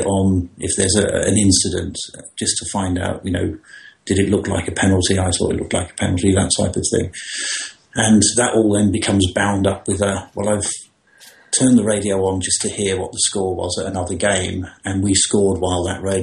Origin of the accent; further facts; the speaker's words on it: London, United Kingdom; I was born in … house in London, as it was at the time